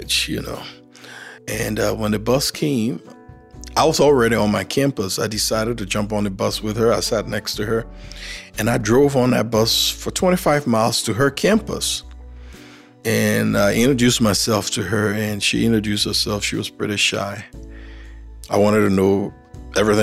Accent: Liberia; now in Helena, United States; I grew up in Liberia, and my parents worked for Firestone Plantation Company.

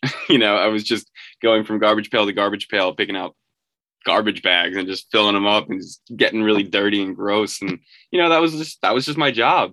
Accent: New York, United States; I'm from New York

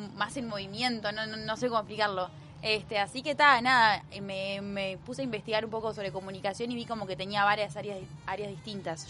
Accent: Montevideo, Uruguay; Yo soy de la capital, este, montevideana, montevideana

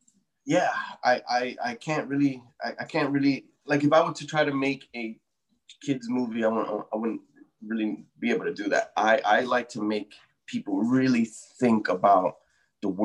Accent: New York City, New York, United States; my hometown, the Bronx

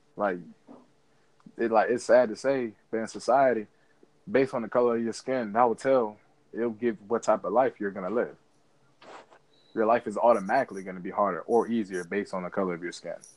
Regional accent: United States; as African American

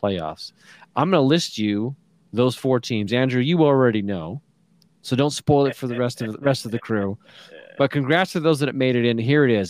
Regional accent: small town Alberta, Canada; I'm small town.

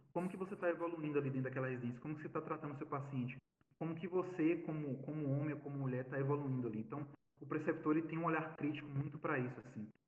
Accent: Bahia, Brazil; moved away; also born or lived in São Gabriel da Cachoeira; meu papel como baiano, como nordestino

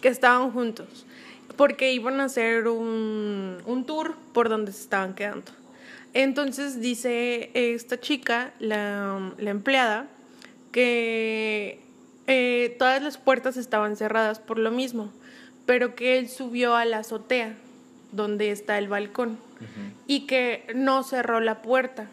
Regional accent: León, Guanajuato, Mexico; now in Nuevo León, Mexico; yo soy de León

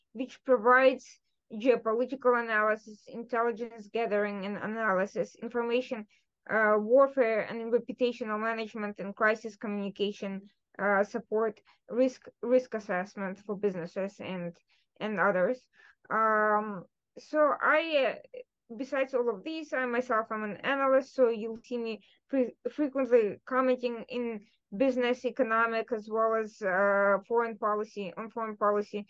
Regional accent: Ukraine; first language Russian; English is a second language; moved away; I'm from Ukraine myself. Originally, I'm affluent. I'm a native Russian speaker

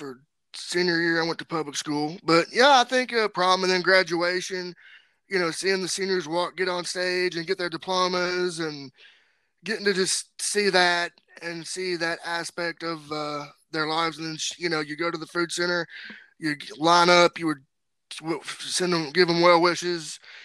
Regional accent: Franklin County, Kentucky, United States; I'm the first blind graduate of Franklin County High School in my hometown

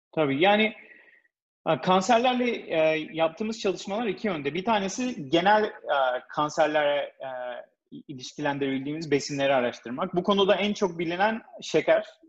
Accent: İzmir, Turkey; moved away as an adult; also born or lived in Ankara / New York, United States; now in United States; Ben İzmir doğumluyum

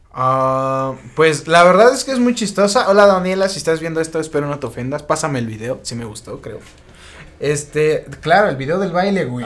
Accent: Mexico; soy mexicano

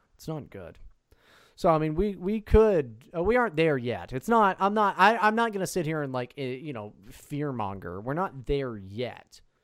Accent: United States; I'm an American.

